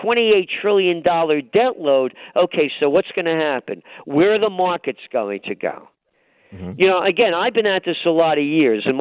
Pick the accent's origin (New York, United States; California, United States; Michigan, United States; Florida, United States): New York, United States; New York City; I'm a guy born in the Bronx.